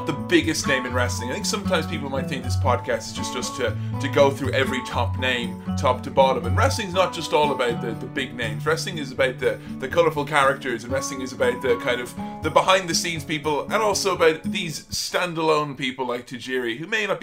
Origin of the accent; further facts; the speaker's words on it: Ireland; I'm from Ireland